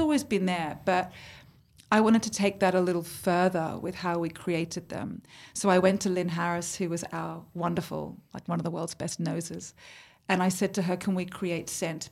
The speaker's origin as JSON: {"language": "English", "town": "Sydney", "region": "New South Wales", "country": "Australia", "tie": "born or raised there", "moved": "as an adult", "lives_now": "London, United Kingdom", "said": "I'm born in Australia, so was my mum"}